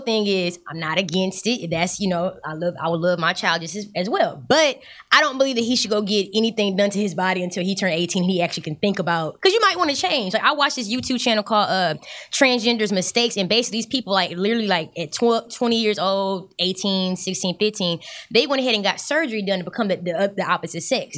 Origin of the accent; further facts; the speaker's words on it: Galveston, Texas, United States; I'm from Galveston